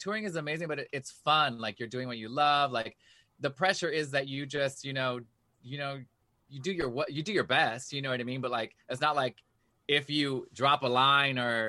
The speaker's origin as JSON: {"language": "English", "town": "New York City", "region": "New York", "country": "United States", "said": "I'm from New York City. I'm Latino, man"}